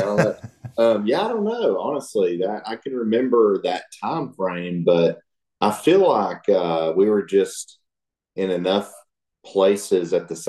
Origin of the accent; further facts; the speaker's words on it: Chattanooga area, North Georgia, United States; now in Alabama, United States; I used to live in North Georgia in the Chattanooga area where there were mountains everywhere.